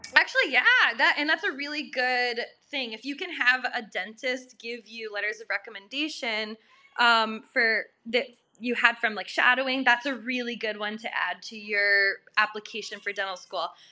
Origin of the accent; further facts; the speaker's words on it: Minnesota, United States; moved away as an adult; also born or lived in Massachusetts; my home my home state is Minnesota